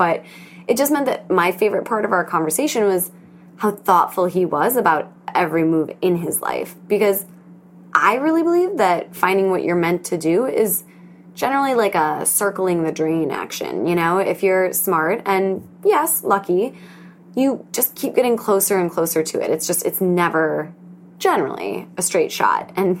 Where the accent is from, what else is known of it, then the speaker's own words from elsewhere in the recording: Wisconsin, United States; now in New York City, United States; I thought everyone either knows I'm from Wisconsin or thinks I still live there and not in New York City.